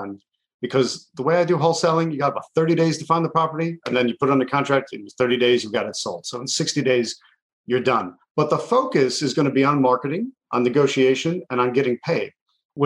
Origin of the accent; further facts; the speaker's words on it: Buffalo, New York, United States; I grew up right on the border. I'm from Buffalo, New York